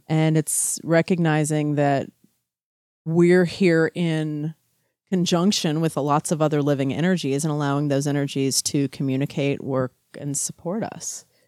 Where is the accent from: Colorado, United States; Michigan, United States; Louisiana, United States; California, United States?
Louisiana, United States; moved away; also born or lived in Texas / Chicago; I was growing up in Louisiana